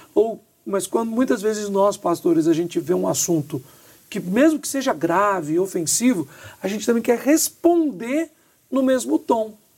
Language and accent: Portuguese; Minas Gerais, Brazil; nós somos mineiros